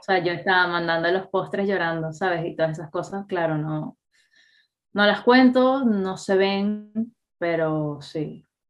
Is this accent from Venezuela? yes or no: yes; Venezuela; moved away; also born or lived in Catalonia; nosotros como venezolanos